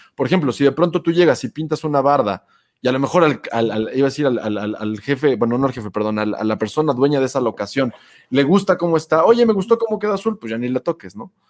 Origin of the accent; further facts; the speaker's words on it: Puebla, Mexico; la ciudad en la que yo nací, en Puebla